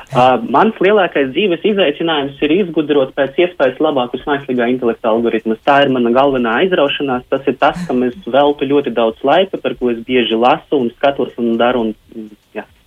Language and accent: Latvian; Rēzekne, Latgale, Latvia; Es kā tehnoloģijas attīstības vadītājs esmu no Rēzeknes